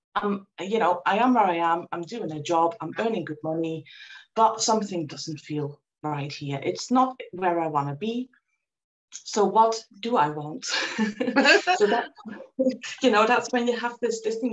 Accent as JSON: {"language": "English", "country": "Netherlands", "tie": "born or raised there", "said": "I was born and I grew up in the Netherlands"}